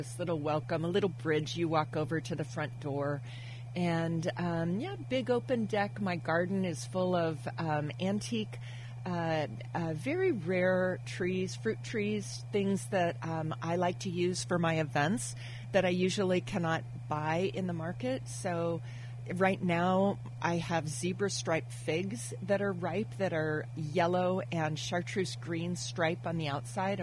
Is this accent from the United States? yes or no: yes; Napa, California, United States; also born or lived in Monterey, California; growing up in Napa Valley for high school, we moved to Monterey.